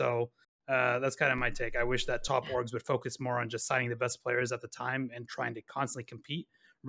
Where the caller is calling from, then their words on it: Dallas, Texas, United States; Dallas, Texas.